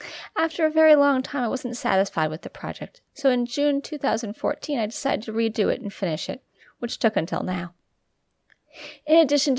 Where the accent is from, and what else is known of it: Albacete, Castilla-La Mancha, Spain; born there; English is a second language